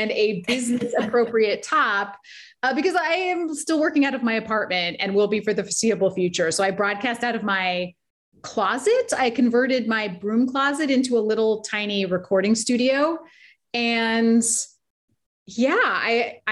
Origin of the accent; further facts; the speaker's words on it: Boise, Idaho, United States; moved away; Boise is where I grew up.